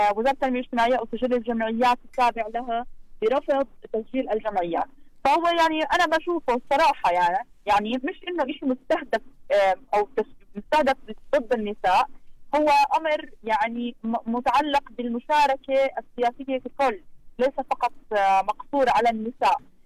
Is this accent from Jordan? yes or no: yes; Jordan; عندنا في الاردن